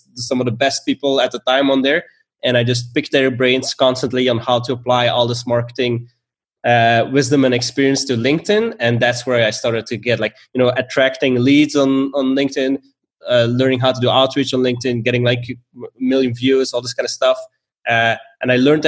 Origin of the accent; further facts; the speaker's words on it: Belgium; moved away as an adult; also born or lived in Stockholm, Sweden; I'm originally from Belgium, and I moved to Stockholm